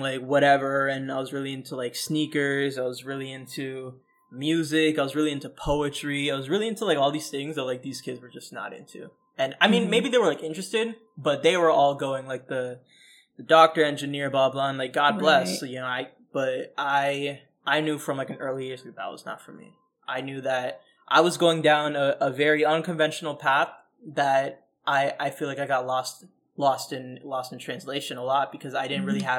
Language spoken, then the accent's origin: English; Orlando, Florida, United States; also born or lived in Bronx, New York; I grew up in Central Florida, literally like Center City, Orlando